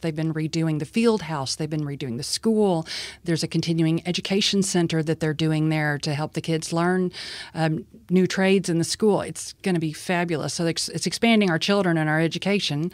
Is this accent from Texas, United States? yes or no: yes; Sweeny, Texas, United States; also born or lived in Lake Jackson, Texas; I was born and raised in Sweeney, and I have lived and worked in the area for my whole life.